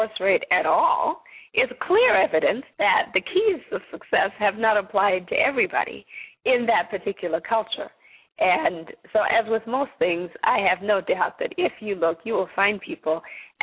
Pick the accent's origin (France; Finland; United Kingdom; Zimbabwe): Zimbabwe; now in United States; I myself am not originally from the United States. I'm from Zimbabwe.